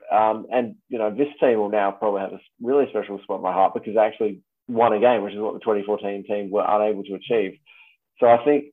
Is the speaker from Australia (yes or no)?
yes; Australia; I was born in Australia, I'm very proudly Australian.